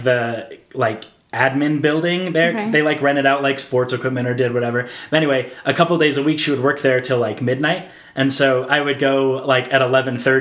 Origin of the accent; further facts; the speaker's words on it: Houston, Texas, United States; moved away as an adult; now in Utah, United States; I grew up in Houston, Texas, and I've been living in Utah since like 2010-ish.